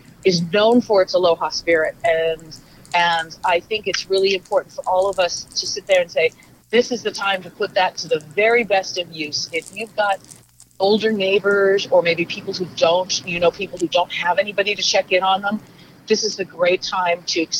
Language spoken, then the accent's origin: English; Southern California, United States; growing up in Southern California, as I did